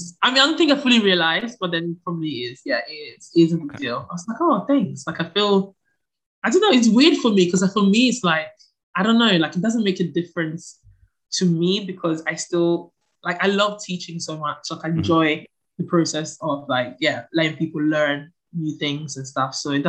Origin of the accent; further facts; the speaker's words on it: Palermo, Sicily, Italy; also born or lived in Ghana / Ancona; Okay, so I was born in Palermo, in Italy. My parents are both from Ghana.